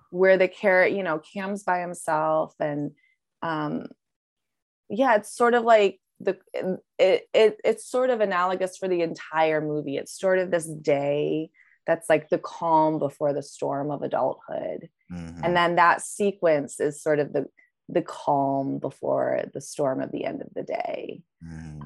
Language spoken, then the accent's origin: English; Midwest, United States; us Midwesterners